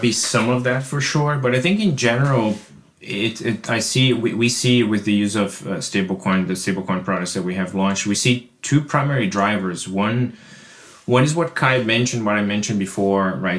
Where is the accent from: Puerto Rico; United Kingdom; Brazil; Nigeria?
Brazil; now in United States; I live in the U S, but, but I'm originally from Brazil